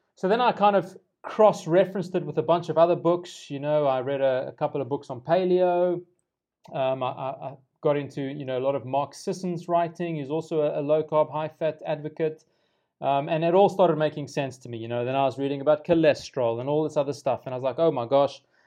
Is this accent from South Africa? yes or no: yes; South Africa; as a South African